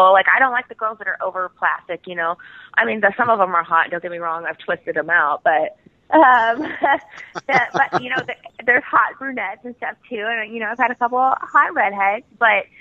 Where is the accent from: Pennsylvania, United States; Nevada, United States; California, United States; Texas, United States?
Texas, United States; now in Oklahoma, United States; I'm originally from Texas, and I've been living in Oklahoma forever now